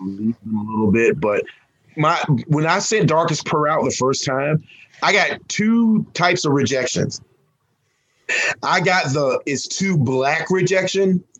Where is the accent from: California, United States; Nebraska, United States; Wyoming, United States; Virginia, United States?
Virginia, United States; I'm a Southerner from Virginia